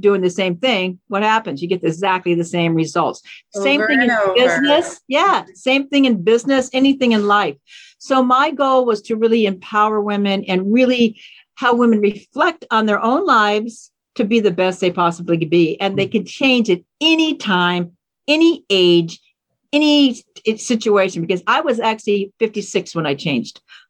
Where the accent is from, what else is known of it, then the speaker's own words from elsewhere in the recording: Seattle, Washington, United States; I grew up in Seattle, actually. So this is my native hometown